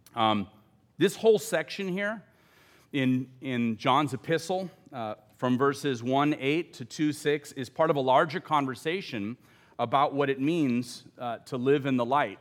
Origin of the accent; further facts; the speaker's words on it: Los Angeles, California, United States; my family and I had just moved out of the inner city to a low-income suburb, uh, in Los Angeles County, I'm from Southern California